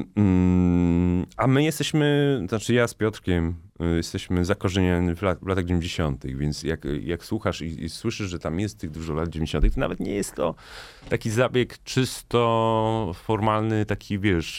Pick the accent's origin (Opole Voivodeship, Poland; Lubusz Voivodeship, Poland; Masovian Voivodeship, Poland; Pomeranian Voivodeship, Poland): Masovian Voivodeship, Poland; Warsaw; pochodzę z Ursynowa, czyli takiej części Warszawy